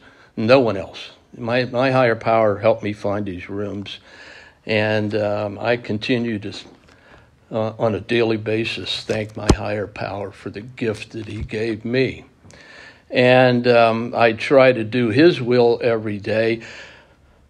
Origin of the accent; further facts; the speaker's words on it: Pittsburgh, Pennsylvania, United States; We came from Pittsburgh. We were Steeler fans